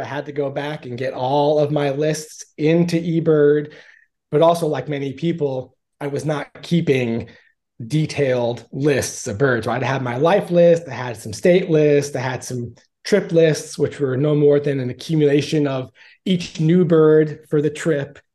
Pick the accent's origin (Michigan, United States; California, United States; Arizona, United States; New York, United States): New York, United States; Long Island; now in Arkansas, United States; I'm originally from, uh, Long Island, New York, in case you can't tell from my accent